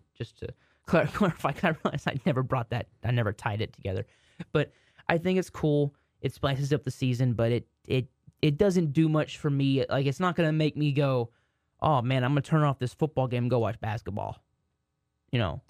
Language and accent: English; Waxahachie, Texas, United States; my hometown, Waxahachie